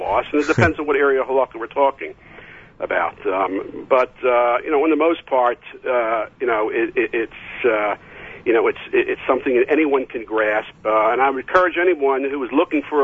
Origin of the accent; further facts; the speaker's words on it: Philadelphia, Pennsylvania, United States; I grew up in Philadelphia.